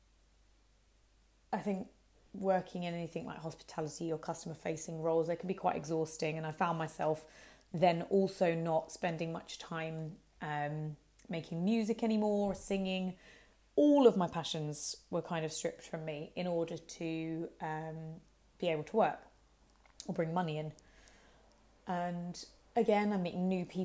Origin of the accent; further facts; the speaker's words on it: Hertford, East of England, United Kingdom; also born or lived in Harrow; my hometown was in Hartford